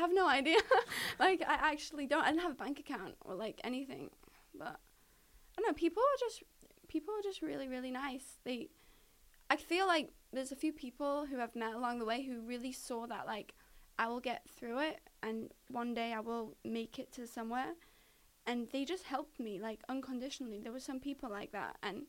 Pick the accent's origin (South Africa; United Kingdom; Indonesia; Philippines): United Kingdom; Because I'm British, so my visa is good for that.